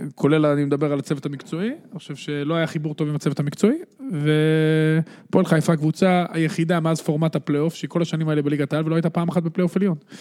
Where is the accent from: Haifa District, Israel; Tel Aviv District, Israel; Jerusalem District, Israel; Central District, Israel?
Central District, Israel; Netanya; אני גדלתי בשכונת בן ציון בנתניה